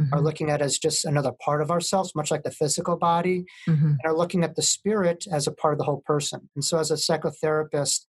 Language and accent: English; New York, United States; I'm from New York.